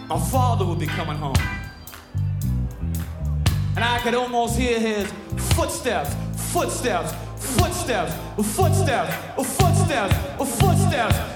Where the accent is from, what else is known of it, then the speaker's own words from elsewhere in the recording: Brooklyn, New York, United States; Now I come from Sheepshead Bay, Brooklyn, you know right here in New York City, you know. And I went to uh, public school 254, Board of Education school system.